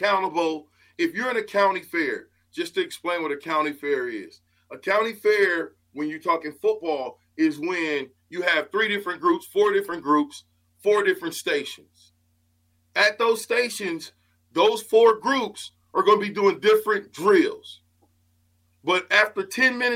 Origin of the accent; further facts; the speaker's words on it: Omaha, Nebraska, United States; when I came in from Omaha South High